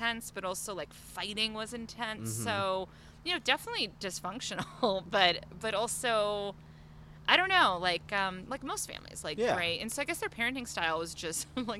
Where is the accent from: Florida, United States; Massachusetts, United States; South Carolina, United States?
Massachusetts, United States; Belmont; I grew up in Belmont, Massachusetts